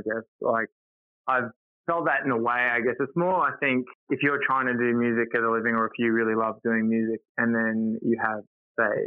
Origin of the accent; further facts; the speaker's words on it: Townsville, Queensland, Australia; moved away; also born or lived in Brisbane; I grew up in Townsville